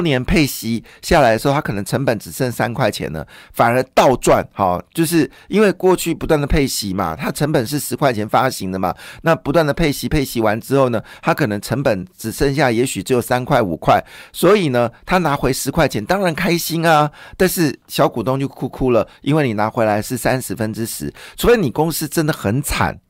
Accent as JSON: {"language": "Chinese", "country": "Taiwan", "said": "我们其实台湾人是非常宽容的"}